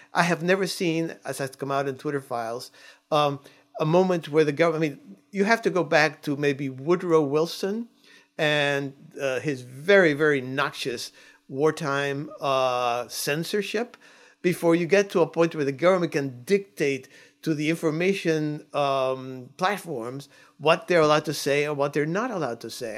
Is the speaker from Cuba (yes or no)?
yes; Cuba; now in United States; I'm an immigrant. I came from Cuba.